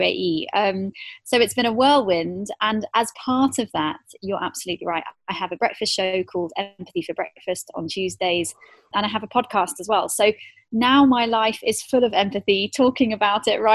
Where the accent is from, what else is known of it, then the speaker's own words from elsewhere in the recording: United Kingdom; moved away as an adult; also born or lived in South Africa / Hong Kong / Singapore; now in Dubai, United Arab Emirates; I'm British originally, so born and bred in the UK in the South